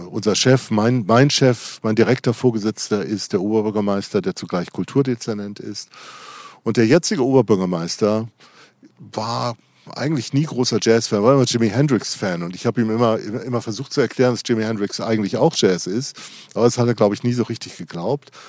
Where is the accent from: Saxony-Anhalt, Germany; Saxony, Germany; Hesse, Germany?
Hesse, Germany; Darmstadt; Also man erzählt immer, ich komme aus Darmstadt, das ist eine Stadt 30 Kilometer südlich von Frankfurt.